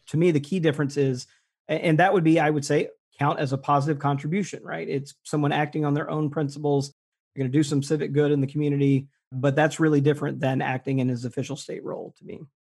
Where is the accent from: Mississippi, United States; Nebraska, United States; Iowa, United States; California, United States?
Mississippi, United States; Jackson; moved away; I grew up in Mississippi, and when I was there and g, went to public schools in Jackson, Mississippi